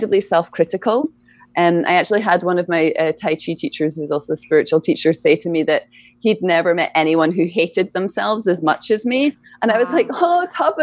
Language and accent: English; Scotland, United Kingdom; moved away; I grew up in Scotland